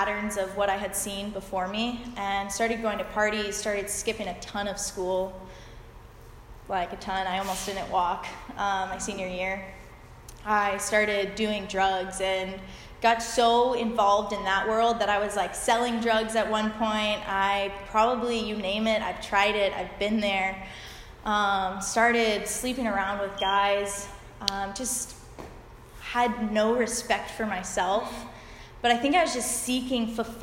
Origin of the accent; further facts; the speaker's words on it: Peachtree City, Georgia, United States; I grew up in Georgia, in Peachtree City